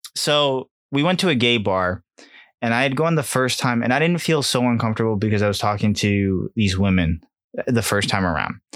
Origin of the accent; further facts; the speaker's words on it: Connecticut, United States; we're from Connecticut